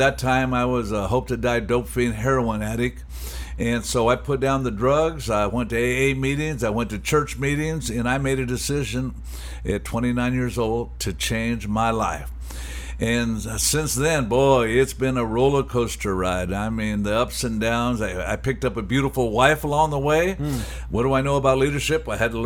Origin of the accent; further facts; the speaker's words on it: Anaheim, California, United States; I'm a guy born and raised in Animal Heim, California.